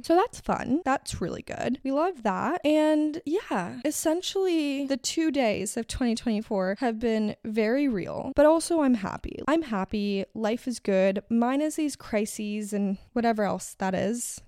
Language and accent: English; Miami, Florida, United States; moved away; I grew up in Miami